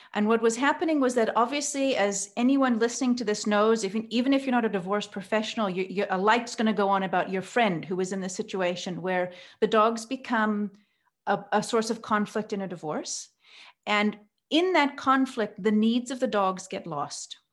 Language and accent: English; Oregon, United States; now in Cape Town, South Africa; I grew up in Oregon, so I'm, I'm American, and I've lived here in South Africa now for many years